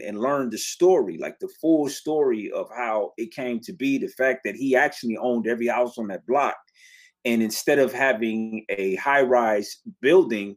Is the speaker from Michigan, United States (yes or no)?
yes; Detroit, Michigan, United States; I grew up down the street from it. I was born across the street from it